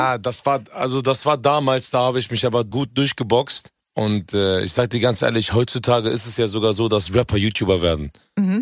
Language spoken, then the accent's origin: German; Hanover, Lower Saxony, Germany; ich komme ja ursprünglich aus Hannover. Hannover ist ja eigentlich so hochdeutsch, so deutsches Deutsch überhaupt